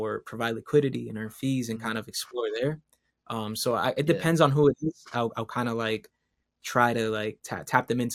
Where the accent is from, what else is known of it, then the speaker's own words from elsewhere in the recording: Caguas, Puerto Rico; moved away; I'm from Caguas